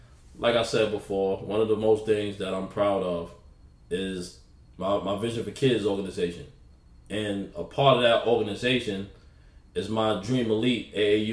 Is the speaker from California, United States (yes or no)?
no; New York City, New York, United States; moved away as an adult; also born or lived in the South; I'm from New York City, South Jamaica, Queens